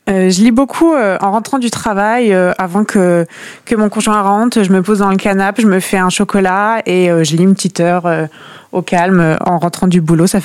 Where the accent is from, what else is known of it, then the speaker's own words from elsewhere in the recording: Langrune-sur-Mer, Normandy, France; euh, j'ai 23 ans, je suis originaire de Langrune-sur-Mer, donc c'est un petit village à côté de Caen.